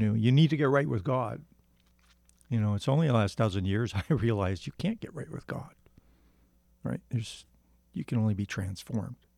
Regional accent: Windsor, Ontario, Canada; I was born in Ontario, Windsor

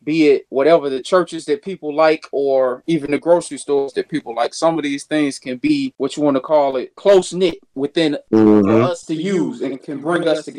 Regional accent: Chicago, Illinois, United States; When we grew up in Chicago, it was pretty much we had everything in our little community.

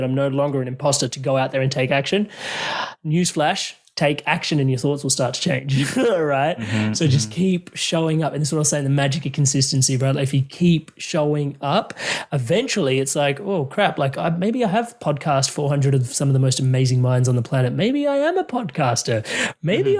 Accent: India; I know I'm Indian

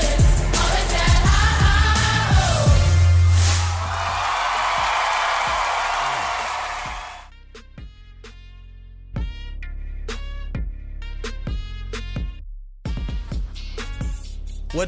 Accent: Detroit, Michigan, United States; I'm from Detroit

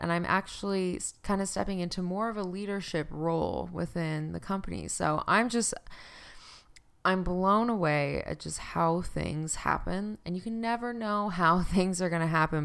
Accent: Canada; also born or lived in Fort McMurray, Alberta; I used to live in Fort Mac in Alberta 'cause I'm Canadian

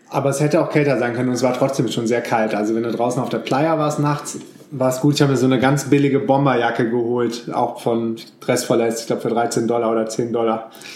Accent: Düsseldorf, North Rhine-Westphalia, Germany; ich bin ja in Düsseldorf groß geworden

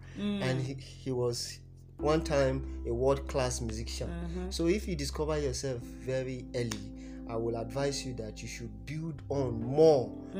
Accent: Masaka, Central Region, Uganda; Yes, I grew up in Masaka. And if you know Masaka very well, it's not... The society is full of moral decadence.

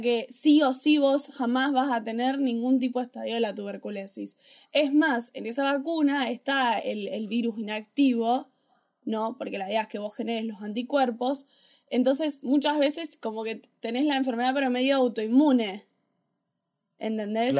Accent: Argentina; soy argentino

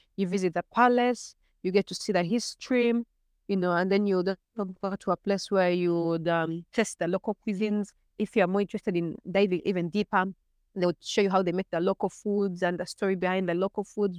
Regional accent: Uganda; I'm from Uganda.

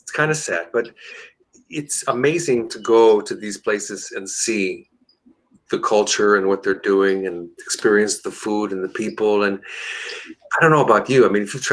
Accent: United States; I'm American Italian. I'm not Italian American. So I was born here. My ancestors come from Sicily

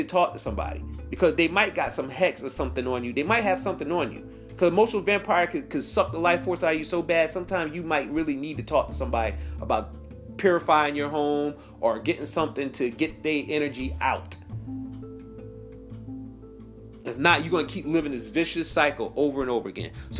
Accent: New York, United States; now in South Carolina, United States; I'm originally from New York

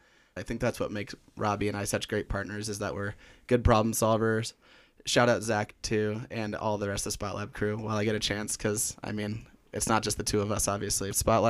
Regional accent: Orange County, California, United States; moved away as an adult; also born or lived in San Diego / Colorado; now in Flagstaff, United States; I grew up in Orange County, California, but candidly, when people ask me where I grew up, I say San Diego because I hated Orange County

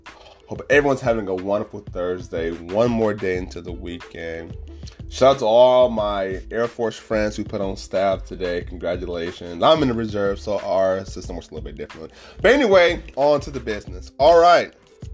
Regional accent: near Gary, Indiana, United States; Gary, Indiana, right down the street from my hometown

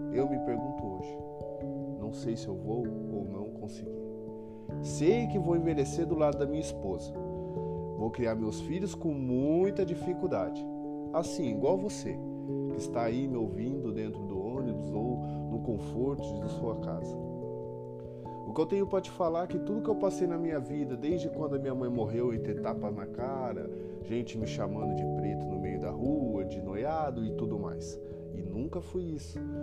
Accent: Apucarana, Paraná, Brazil; now in Arapongas, Brazil; sou nascido em Apucarana, Paraná. Hoje eu resido em Arapongas.

